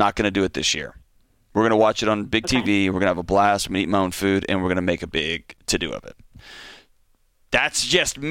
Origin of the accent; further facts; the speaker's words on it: Houston, Texas, United States; I was born and raised in Houston